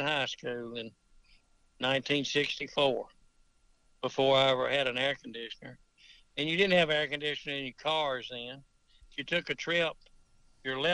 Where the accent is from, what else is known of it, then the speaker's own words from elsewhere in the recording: Toccopola, Mississippi, United States; growing up in Tocopola and such places